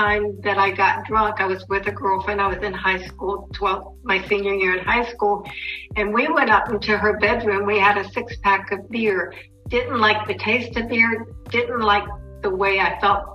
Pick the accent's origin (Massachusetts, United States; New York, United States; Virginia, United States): Virginia, United States; Norfolk; also born or lived in Portsmouth, Virginia; I'm originally from Virginia. I was born in Portsmouth, Virginia. I was raised in Norfolk, Virginia